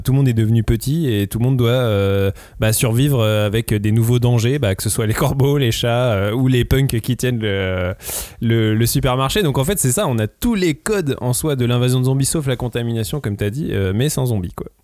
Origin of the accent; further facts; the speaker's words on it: France; en tant que français